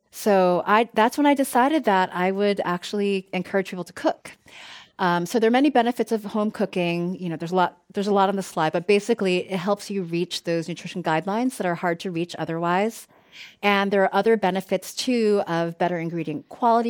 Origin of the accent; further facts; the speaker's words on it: East Coast, United States; now in Bay Area, United States; I grew up on the East Coast, and, um, my ex, my family still lives there